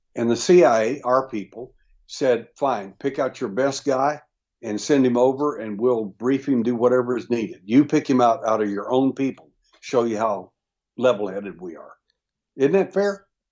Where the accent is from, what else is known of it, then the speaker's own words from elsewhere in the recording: Texas, United States; I was born in Texas